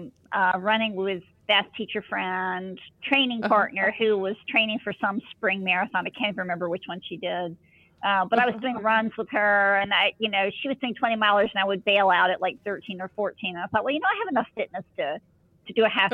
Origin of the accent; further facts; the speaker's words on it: Atlanta, Georgia, United States; moved away; I grew up in Atlanta